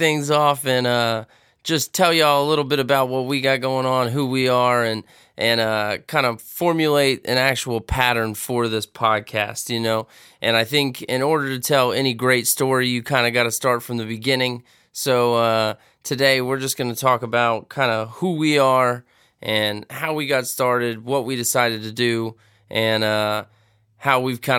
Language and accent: English; Middleburg, Florida, United States; We stayed close over the years, and we grew up in Middleburg, Florida area.